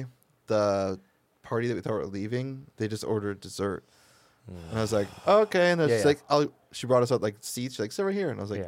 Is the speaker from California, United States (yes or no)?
no; Redford Township, Michigan, United States; I'm like, oh, I'm from Detroit. And he's like, yeah, but where are you from? And I was like, Redford Township.